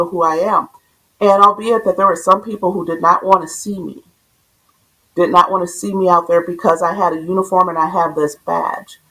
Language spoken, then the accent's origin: English; Minneapolis, Minnesota, United States; I grew up in South Minneapolis.